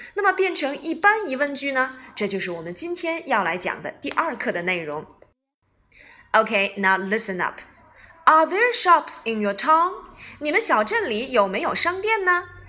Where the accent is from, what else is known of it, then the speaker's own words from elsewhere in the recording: China; 我们中国人